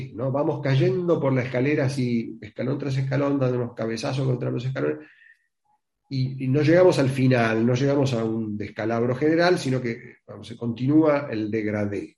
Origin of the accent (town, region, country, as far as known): Argentina